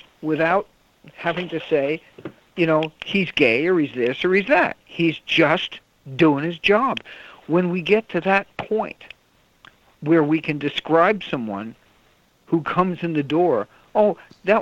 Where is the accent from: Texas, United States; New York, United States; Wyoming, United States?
New York, United States; moved away; I was from New York